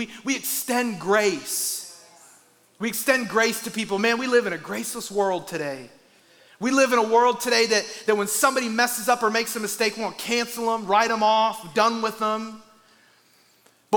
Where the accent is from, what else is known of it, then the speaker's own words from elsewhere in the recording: Iowa, United States; I'm from Iowa, and like 95% of Iowa is made up of corn